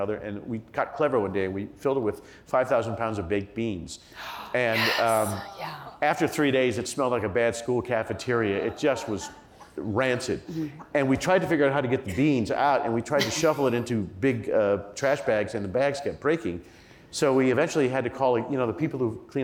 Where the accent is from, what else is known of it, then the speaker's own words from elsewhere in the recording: Indiana, United States; growing up in Indiana